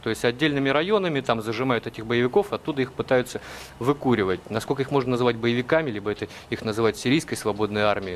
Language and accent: Russian; Russia; мы, журналисты из России